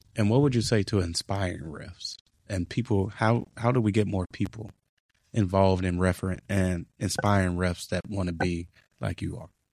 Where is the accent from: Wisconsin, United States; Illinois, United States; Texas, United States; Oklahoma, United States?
Illinois, United States; Chicago; growing up in Chicago